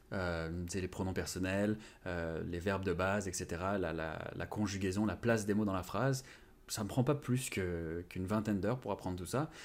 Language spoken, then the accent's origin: French; France; first language Japanese; moved away as an adult; now in Montreal, Canada; je suis né en France, donc c'est le français